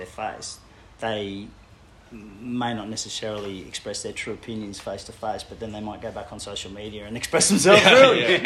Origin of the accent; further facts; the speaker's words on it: Brisbane, Queensland, Australia; also born or lived in Papua New Guinea / Netherlands / Tasmania; Did most of my growing up in a suburb called Corinda in Brisbane